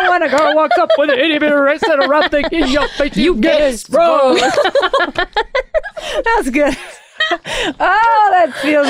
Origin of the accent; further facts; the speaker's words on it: Pennsylvania, United States; I grew up in Pennsylvania and we had this bush with rhododendrons.